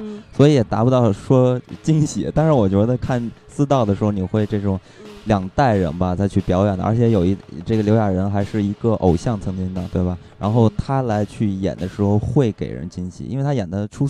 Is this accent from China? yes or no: yes; China; 作为一个中国人看这个片子